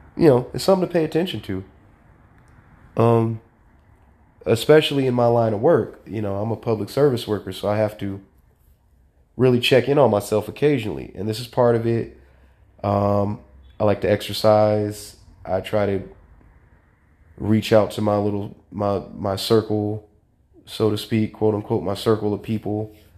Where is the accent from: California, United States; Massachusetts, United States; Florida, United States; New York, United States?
California, United States; Sacramento; growing up in South Sacramento in a single parent household